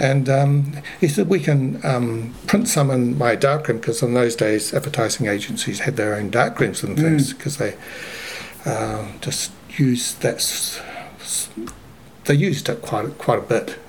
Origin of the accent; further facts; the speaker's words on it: Lower Hutt, Wellington, New Zealand; also born or lived in Christchurch; I was born in Christchurch, and then when I was about four or five, um, the family moved to Lower Hutt. So my I went to Hutt Valley High